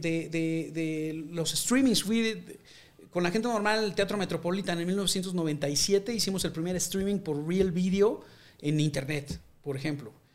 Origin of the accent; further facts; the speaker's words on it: Mexico; somos los mexicanos